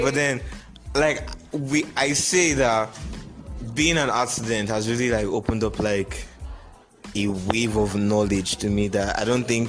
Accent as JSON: {"language": "English", "country": "Nigeria", "said": "I'm from Nigeria. We all are from Nigeria."}